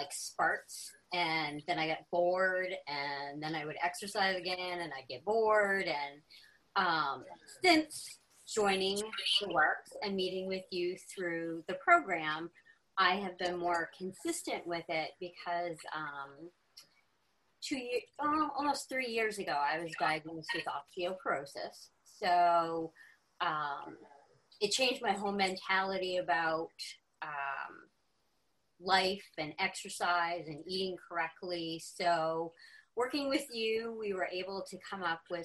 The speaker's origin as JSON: {"language": "English", "region": "Seacoast of New Hampshire", "country": "United States", "tie": "born or raised there", "said": "I actually grew up here. I was born in the next town over"}